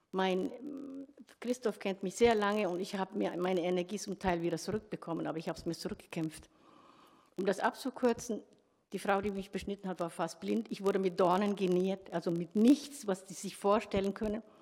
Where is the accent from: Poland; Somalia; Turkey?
Somalia; born there; ich bin in Somalia geboren, äh, 1964